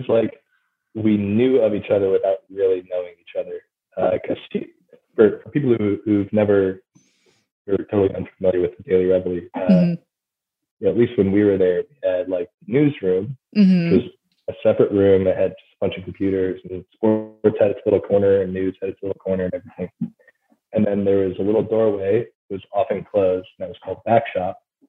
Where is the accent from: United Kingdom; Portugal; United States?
United States; Wisconsin; now in New Orleans, United States; When I go home and I talk to people up in Wisconsin, I'm like, oh yeah, you sound like you have a Southern accent now.